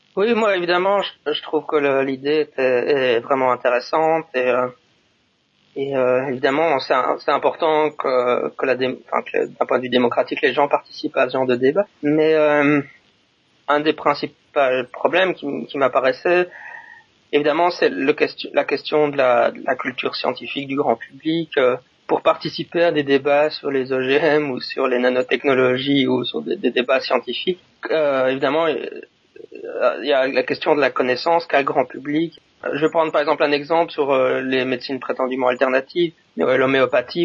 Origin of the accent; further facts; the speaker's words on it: Belgium; now in Japan; je suis un Belge qui habite au Japon